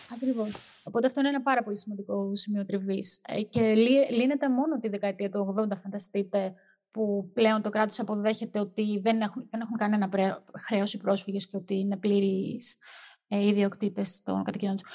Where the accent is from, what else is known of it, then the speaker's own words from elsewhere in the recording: Greece; είμαστε Έλληνες